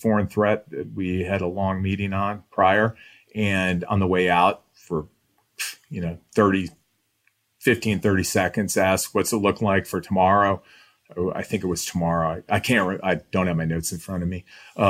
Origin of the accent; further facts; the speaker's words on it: Midwest, United States; you go in there because we're from the Midwest, right? The three of us are the same way.